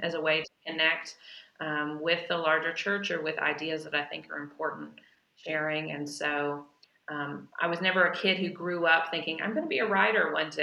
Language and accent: English; Chattanooga, Tennessee, United States; I grew up in Chattanooga, Tennessee